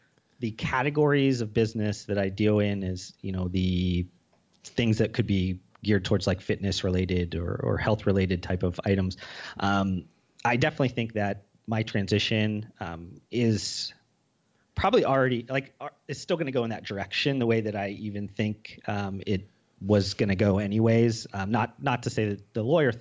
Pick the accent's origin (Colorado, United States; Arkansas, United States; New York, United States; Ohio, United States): Ohio, United States; Youngstown; growing up in Youngstown, Ohio, which is very much blue collar